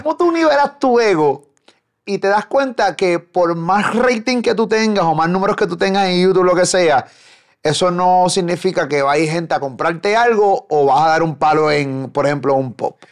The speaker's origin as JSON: {"language": "Spanish", "town": "Carolina", "country": "Puerto Rico", "tie": "born or raised there", "said": "me crié en Carolina"}